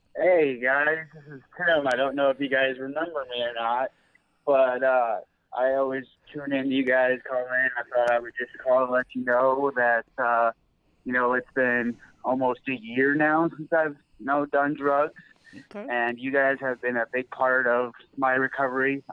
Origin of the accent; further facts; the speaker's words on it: California, United States; also born or lived in Northwest Iowa; now in Iowa, United States; I grew up in California